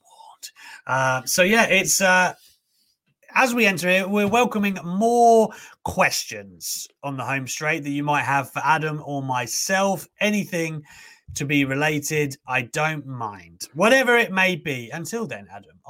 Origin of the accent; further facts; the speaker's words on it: South of England, United Kingdom; The only people born in the south of England are me and my sister